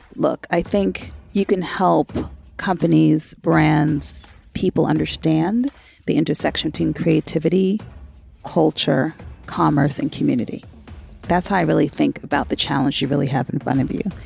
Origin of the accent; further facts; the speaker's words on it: New York City, New York, United States; My hometown is New York City, although I've worked all over the world